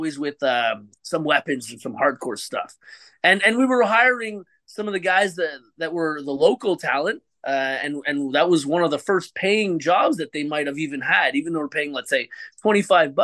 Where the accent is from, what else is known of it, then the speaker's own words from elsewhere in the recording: Montreal, Quebec, Canada; first language English; I am from Canada.